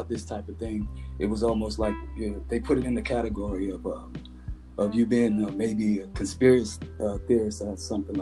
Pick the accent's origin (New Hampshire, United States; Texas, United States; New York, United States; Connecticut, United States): Texas, United States; Beaumont; I'm from Beaumont, Texas